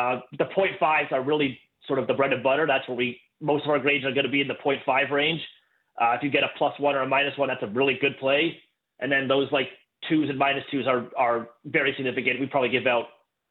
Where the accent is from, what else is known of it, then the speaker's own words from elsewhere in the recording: Kingston, Ontario, Canada; also born or lived in Ottawa; I'm from Canada. Grew up in Kingston, went to school in Ottawa